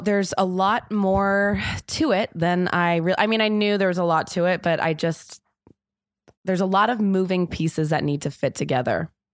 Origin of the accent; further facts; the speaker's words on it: Los Angeles, California, United States; moved away as an adult; also born or lived in London / New York; now in Los Angeles, United States; I'm from Los Angeles originally, and then I moved to London when I was eighteen